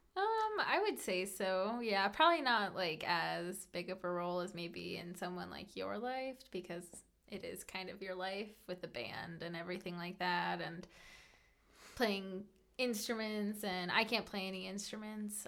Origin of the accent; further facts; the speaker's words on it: Colorado, United States; also born or lived in California; I absolutely grew up here and I consider myself to be a native.